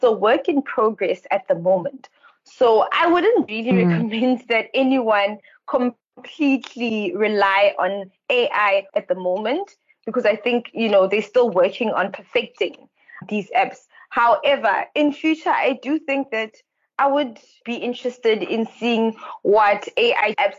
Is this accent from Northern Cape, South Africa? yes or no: yes; Kimberley, Northern Cape, South Africa; I am from the Northern Cape